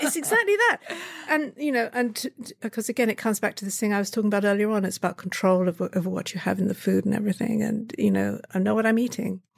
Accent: Brighton, South East England, United Kingdom; moved away; I was born in Brighton in, uh, Sussex, England, which is a seaside town.

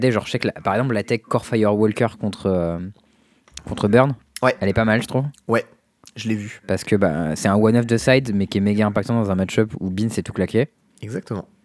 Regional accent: Chambray-lès-Tours, Centre-Val de Loire, France; moved away; je suis Tourangeau de naissance

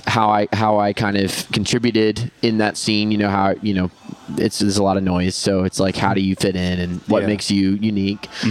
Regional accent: West Palm Beach, Florida, United States; I'm from South Florida

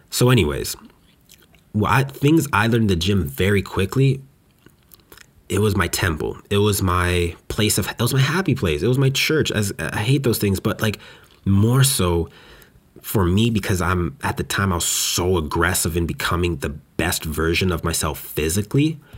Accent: West Coast, Canada; now in Montreal, Canada; Now, when I came out from West Coast Canada to here in Montreal, it was painful

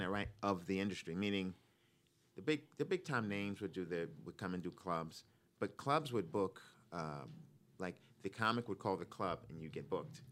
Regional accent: New York, United States; moved away as an adult; also born or lived in Boston; now in Los Angeles, United States; I'm from New York originally, from Brooklyn

